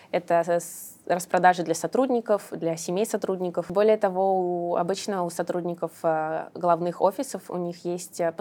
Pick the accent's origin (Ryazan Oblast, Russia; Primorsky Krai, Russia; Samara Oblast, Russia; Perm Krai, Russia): Samara Oblast, Russia; Samara; now in Moscow, Russia; я сама из Самары, но вот, когда я здесь училась, я поняла, что Москва прекрасный город.